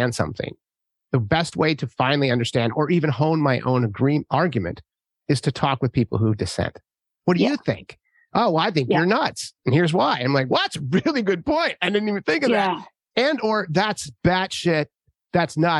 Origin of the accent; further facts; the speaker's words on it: San Francisco, California, United States; I'm from San Francisco